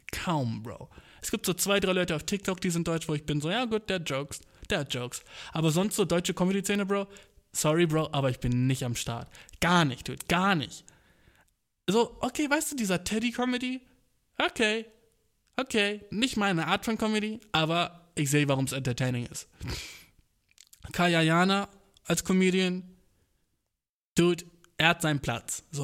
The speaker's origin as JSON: {"language": "German", "country": "Turkey", "said": "ich kann's ja sagen, Humor, ich bin Türke, so, ja, ja."}